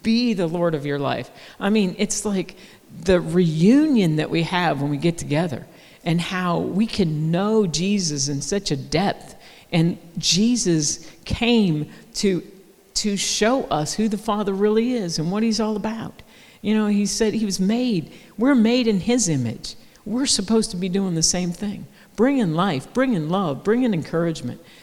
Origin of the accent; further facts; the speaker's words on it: United States; We're from America